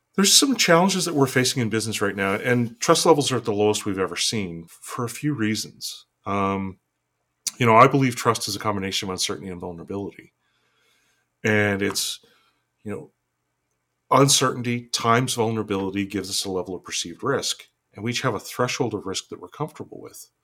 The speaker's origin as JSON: {"language": "English", "town": "Fort St. John", "region": "British Columbia", "country": "Canada", "tie": "born or raised there", "said": "I was born and raised in Fort St. John, which is this small town in northern British Columbia."}